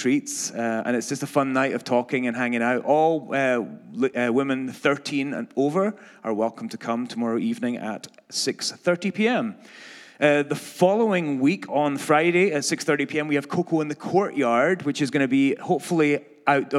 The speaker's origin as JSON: {"language": "English", "region": "Scotland", "country": "United Kingdom", "accent": "Scottish", "moved": "yes"}